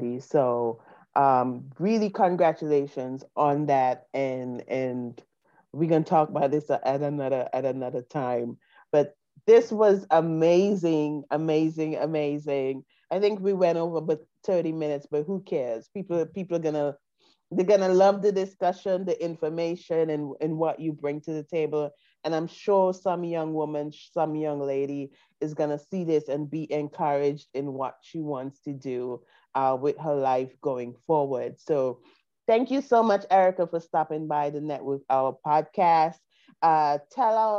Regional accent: St. Vincent & Grenadines; moved away as an adult; now in United States; coming from the Caribbean, coming from St. Vincent and Grenadines, I came to the U.S. on a student visa to study

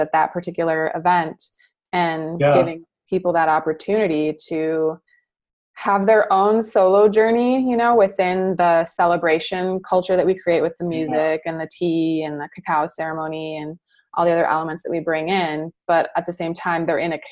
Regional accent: Midwest, United States; I grew up in the Midwest

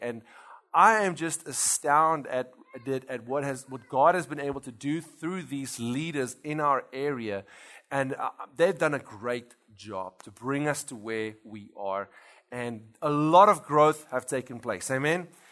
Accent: South Africa; moved away as an adult; now in Louisiana, United States; we actually come from South Africa.

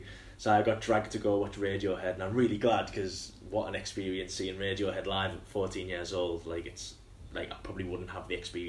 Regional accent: Hartlepool, North East England, United Kingdom; So Hartlepool is basically a small town in the northeast of England.

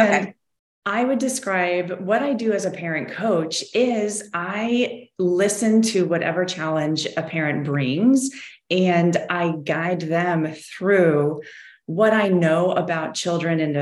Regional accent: Midwest, United States; now in Florida, United States; we come from the Midwest.

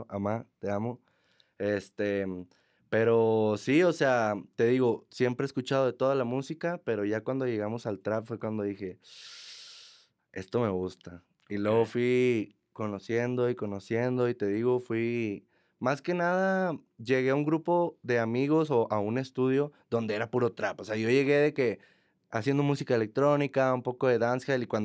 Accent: Monterrey, Nuevo León, Mexico; Toda mi vida.

